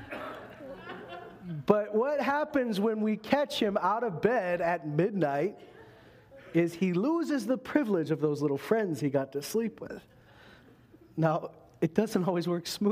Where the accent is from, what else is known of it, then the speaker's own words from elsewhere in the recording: Canada; we're Canadian here